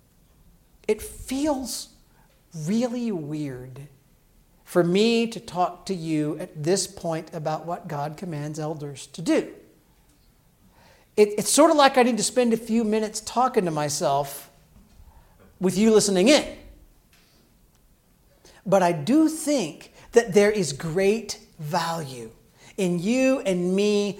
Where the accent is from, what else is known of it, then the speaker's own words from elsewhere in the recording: Illinois, United States; When I grew up in Illinois, in a Southern Baptist church